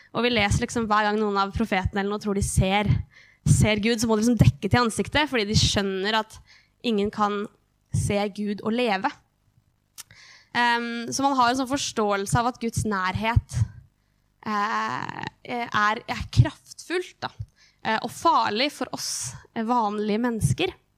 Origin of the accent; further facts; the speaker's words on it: Hamar, Innlandet, Norway; Jeg vokste opp i Livets senter